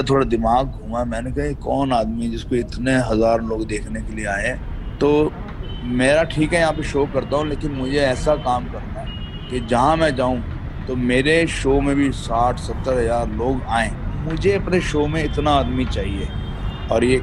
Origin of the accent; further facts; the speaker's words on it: Patna, Bihar, India; पहले तो मैं जैसे बिहार में पैदा हुआ था पटना सिटी बिहार में परवरिश मेरी ग्यारह दस ग्यारह बारह साल मेरी जो परवरिश थी वो बिहार में ही हुई